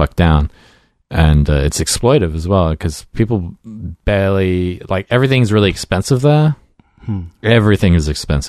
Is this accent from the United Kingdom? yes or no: no; Australia; moved away as an adult; also born or lived in Brisbane; when I was growing up in Australia